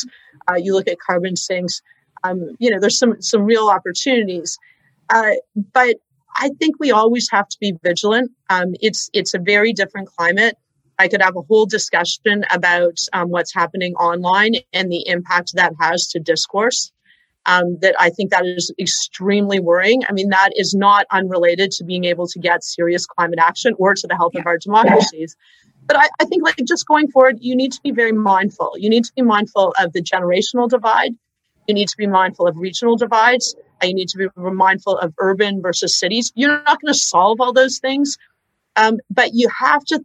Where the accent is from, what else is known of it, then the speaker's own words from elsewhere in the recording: Hamilton, Ontario, Canada; I'm from Hamilton. I'm a competitive swimmer